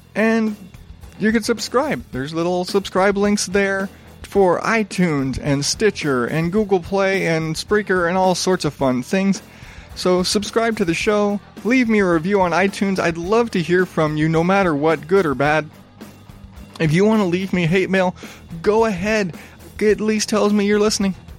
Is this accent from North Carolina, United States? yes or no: no; Arizona, United States; growing up in Arizona